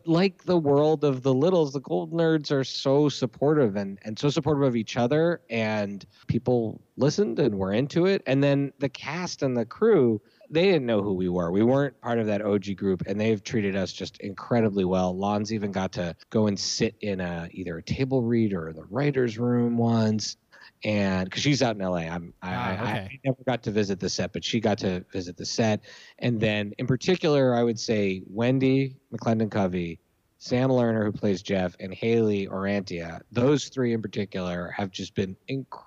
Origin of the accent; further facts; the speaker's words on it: Montreal, Quebec, Canada; moved away as an adult; also born or lived in Philadelphia, Pennsylvania, United States / Washington, D.C. area, United States; I grew up mostly in Montreal, but I lived in Philly until I was seven